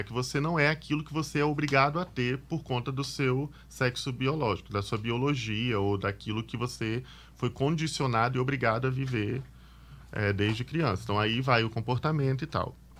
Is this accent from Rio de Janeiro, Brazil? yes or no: no; Vila Velha, Espírito Santo, Brazil; also born or lived in Jardim Colorado, Vila Velha; Eu sou da Ilha dos Bentos, Vila Velha. Na verdade, eu nasci em Jardim Colorado, lá, e aí eu morei em Jardim Colorado até os oito anos de idade, mas de Colorado eu fui para Ilha dos Bentos bem novinho